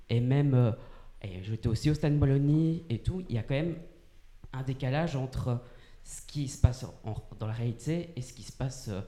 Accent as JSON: {"language": "French", "country": "Belgium", "said": "En tant que Belge"}